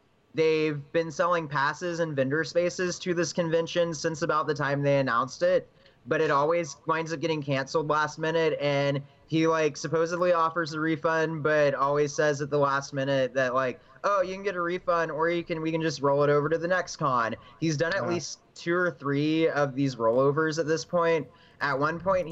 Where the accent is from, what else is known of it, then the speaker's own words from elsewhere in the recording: Alvin, Texas, United States; I am originally from Alvin